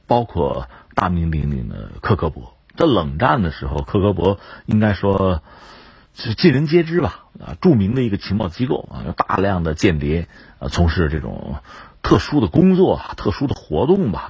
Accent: China; 我们中国人

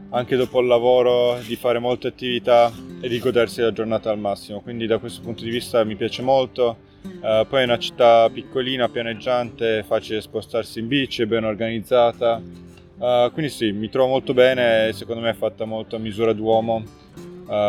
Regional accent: Turin, Piedmont, Italy; now in Novi Sad, Serbia; ho 32 anni, sono originario di Torino. Ormai vivo da 7 anni qua a Novi Sad eh, con la mia famiglia, mia moglie è serba

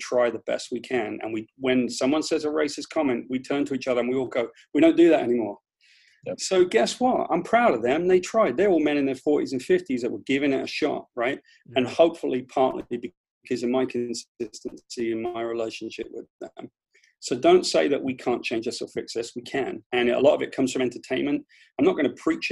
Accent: United Kingdom; accent: British; moved away as an adult; now in United States; I just grew up on the bottom end of the class system there

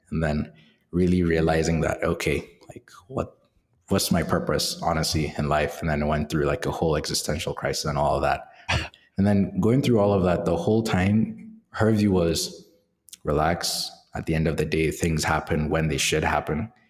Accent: Nigeria; So Nigeria is a it's, a crazy country, and it's it's both entertaining and is also both quite crazy from an economic standpoint. So living there is a mix of, I guess, using comedy to cope

